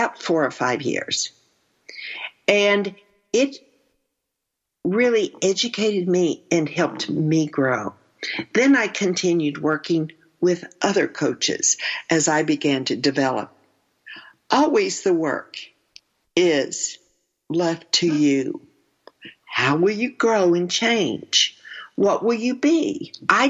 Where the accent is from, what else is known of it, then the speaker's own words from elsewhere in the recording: Texas, United States; I'm from Texas.